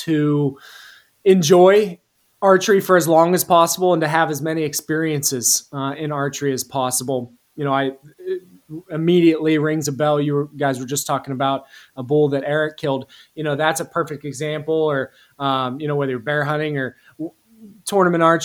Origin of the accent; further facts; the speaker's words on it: rural central Pennsylvania, United States; I'm from Pennsylvania, more specifically rural central Pennsylvania.